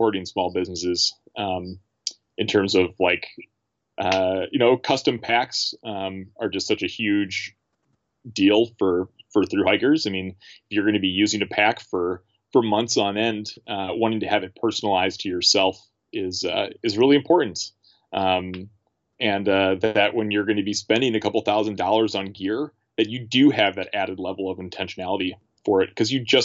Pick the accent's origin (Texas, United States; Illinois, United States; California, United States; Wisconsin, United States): Wisconsin, United States; Milwaukee; moved away as an adult; now in St. Paul, United States; I grew up in Milwaukee